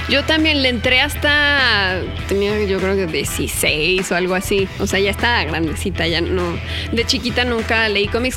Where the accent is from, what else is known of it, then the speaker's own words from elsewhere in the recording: Naucalpan, State of Mexico, Mexico; Crecí aquí en la Ciudad de México, toda mi vida he vivido aquí.